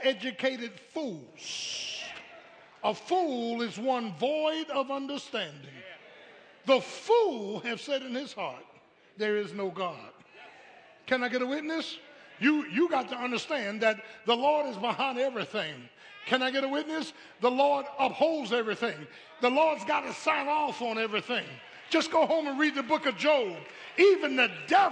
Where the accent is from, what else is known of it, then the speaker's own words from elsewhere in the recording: Philadelphia, Pennsylvania, United States; I grew up in Philly